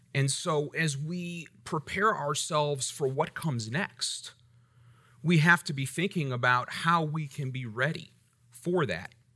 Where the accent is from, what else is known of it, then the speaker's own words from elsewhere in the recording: United States; I'm grateful for my rights as an American.